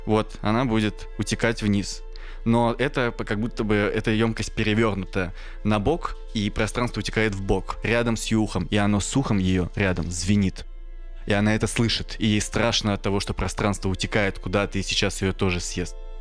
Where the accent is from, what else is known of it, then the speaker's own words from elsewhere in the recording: Kirishi, Leningrad Oblast, Russia; moved away; я рос еще в Киришах